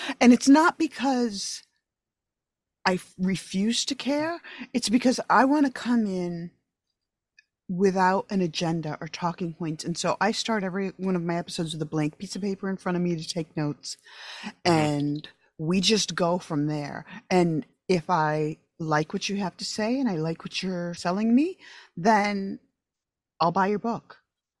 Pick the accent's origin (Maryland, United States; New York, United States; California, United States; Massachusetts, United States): New York, United States; moved away as an adult; I grew up in upstate New York.